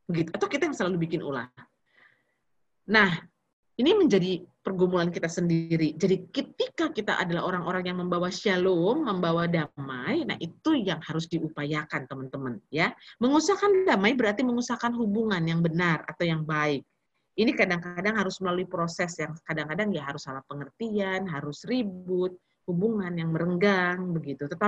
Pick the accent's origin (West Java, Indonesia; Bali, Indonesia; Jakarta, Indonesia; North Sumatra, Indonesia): North Sumatra, Indonesia; Kita orang Batak ya, jadi muda emosi ya.